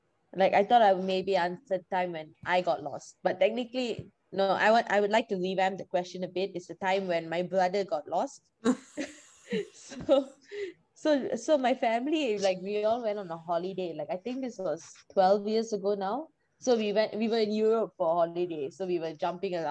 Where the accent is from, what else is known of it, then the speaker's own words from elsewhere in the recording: Malaysia; moved away as an adult; now in Dublin, Ireland; I am from Malaysia.